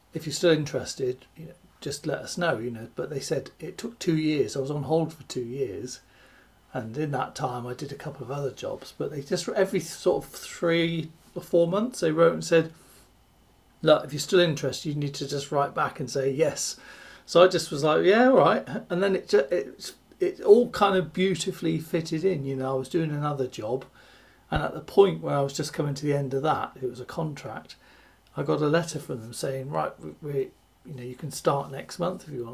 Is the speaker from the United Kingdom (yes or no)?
yes; West Country, South West England, United Kingdom; growing up in the West Country of the UK is, you know, the, it's a lovely area